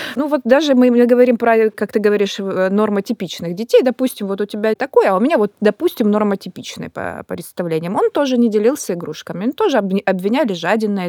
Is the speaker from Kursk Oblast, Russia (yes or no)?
no; Kazan, Tatarstan, Russia; also born or lived in Moscow / Sochi; now in Krasnodar Krai, Russia; сама из Казани